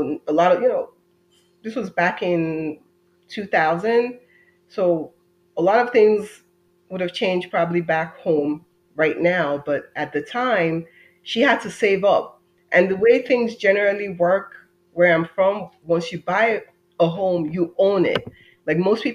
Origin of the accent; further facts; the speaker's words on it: Nigeria; moved away as an adult; now in United States; I'm an immigrant. I'm Nigerian American. I would kind of say that I've lived two lives, one half in Nigeria, and then I moved here when I was 18, and the other half here.